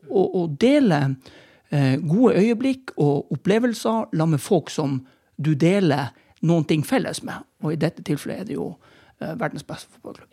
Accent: Tromsø, Troms, Norway; also born or lived in Bergen; jeg er tromsøværing through and through. Til tross for at jeg er nødt til å innrømme at jeg er født i, i Bergen.

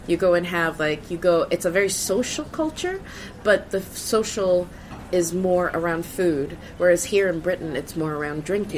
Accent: Sweden; moved away as an adult; now in United Kingdom; I grew up in Sweden

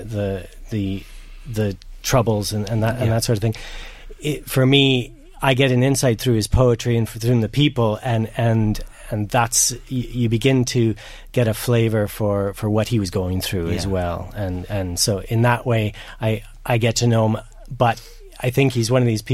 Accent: Canada; now in Dundalk, Ireland; I'm not from Ireland at all. I'm from Canada originally

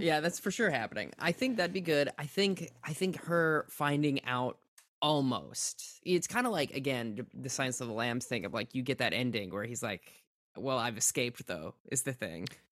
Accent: Minnesota, United States; I'm from Minnesota.

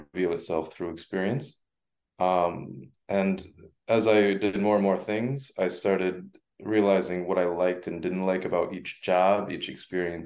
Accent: Farmington, Connecticut, United States; English is a second language; also born or lived in China; I grew up surrounded in the richest per capita town in the richest per capita state, which was Farmington, Connecticut

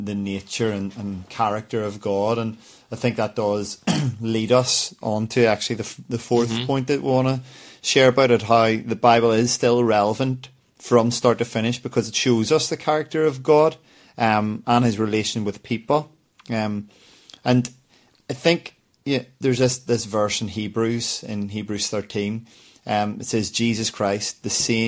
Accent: Belfast, Northern Ireland, United Kingdom; growing up in Belfast

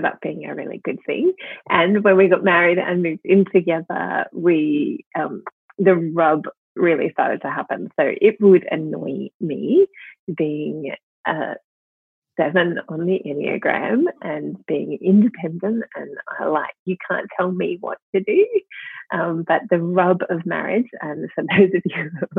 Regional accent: Melbourne, Victoria, Australia; accent: Australian; now in Sydney, Australia; I am originally from Melbourne

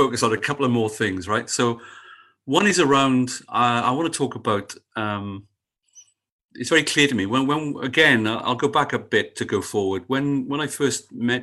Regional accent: Sydney, New South Wales, Australia; where are you from? And I said, Fairlight.

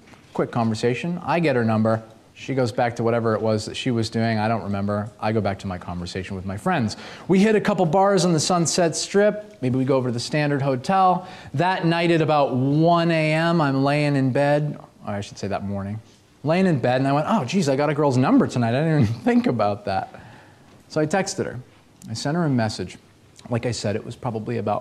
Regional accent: Boston, Massachusetts, United States; moved away; also born or lived in Los Angeles, California; I'm from Boston originally

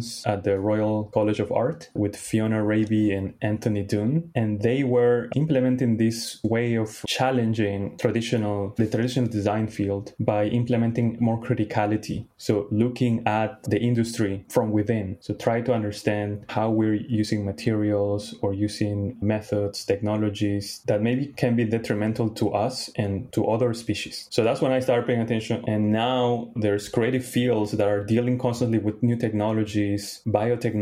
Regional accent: Lima, Peru; also born or lived in Tokyo, Japan / Brooklyn, New York; now in New York, United States; I grew up in Lima, Peru, also the largest city in Peru

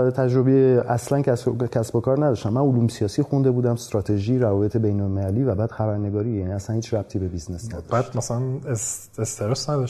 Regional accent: Iran; also born or lived in France; بله من متولد ایرانم من سال 1969 تو ایران به دنیا آمدم

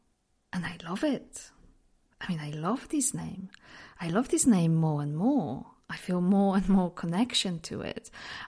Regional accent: Poland; accent: mix of accents; English is a second language; I'm from Poland, but because I lived in so many different places, my accent is just a bit, it's just a mix of all different accents

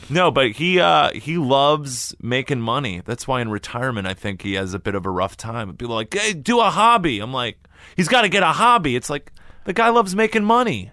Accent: Illinois, United States; growing up in Illinois is the high, you know, my high school just tried to get me to go to Illinois schools

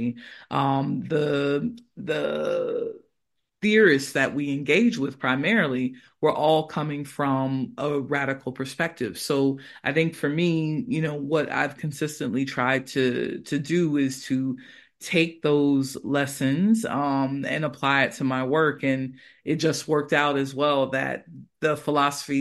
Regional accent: United States; moved away as an adult; also born or lived in United Kingdom; now in Granada, Spain; I'm originally from the United States, and, you know, as a Black person in the U.S.

